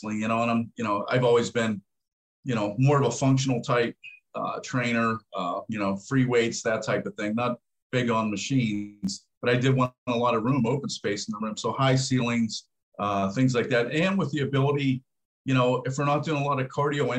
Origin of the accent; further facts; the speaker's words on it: Pittsburgh, Pennsylvania, United States; I grew up in Pittsburgh